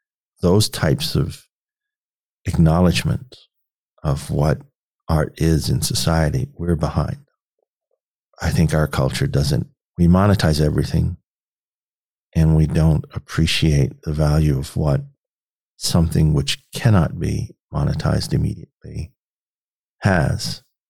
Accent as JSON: {"language": "English", "town": "Petersburg", "region": "Virginia", "country": "United States", "tie": "born there", "lives_now": "Nebraska, United States", "said": "I was born in Petersburg, Virginia. And so we're both sort of made that journey out west to Nebraska."}